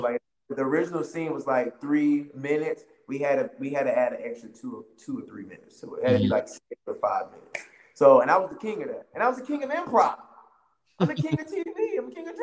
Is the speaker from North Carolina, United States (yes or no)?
yes; Wilmington, North Carolina, United States; I'm from Wilmington, North Carolina